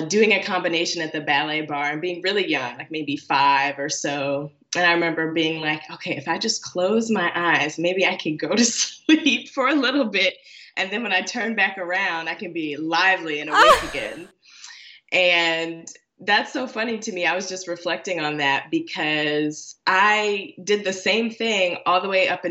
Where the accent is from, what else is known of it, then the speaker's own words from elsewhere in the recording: Chicago, Illinois, United States; now in Washington, D.C., United States; I was born and raised in Chicago and the surrounding suburbs.